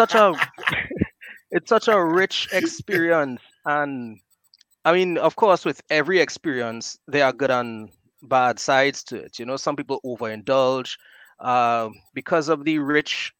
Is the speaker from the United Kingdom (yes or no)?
no; Trinidad & Tobago; I'm from Trinidad and Tobago, Marbella, this little village in the southwest, and well, a town.